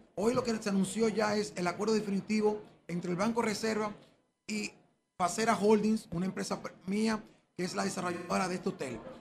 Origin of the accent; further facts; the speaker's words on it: Dominican Republic; nosotros como República Dominicana